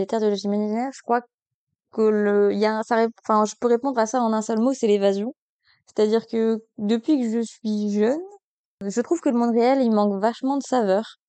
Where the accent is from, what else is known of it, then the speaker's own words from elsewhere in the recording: Belgium; je suis belge